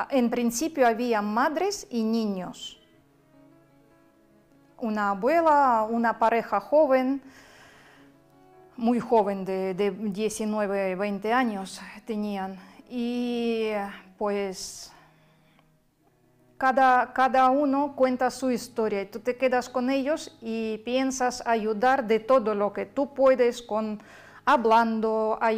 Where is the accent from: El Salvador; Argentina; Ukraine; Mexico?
Ukraine; Kherson, Kherson Oblast; Spanish is a second language; now in Spain; soy de ciudad de Gerson, donde bombardearon, no han dejado bombardear ni un día.